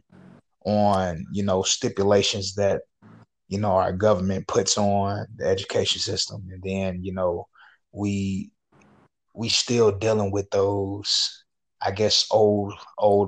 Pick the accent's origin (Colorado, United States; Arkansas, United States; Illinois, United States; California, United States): Arkansas, United States; Little Rock; I'm from Arkansas, you know, Little Rock.